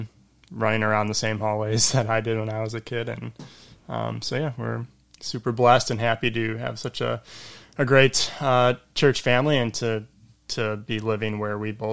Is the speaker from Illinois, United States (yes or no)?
yes; Elmhurst, Illinois, United States; I grew up in Elmhurst, grew up at Grace Bible Church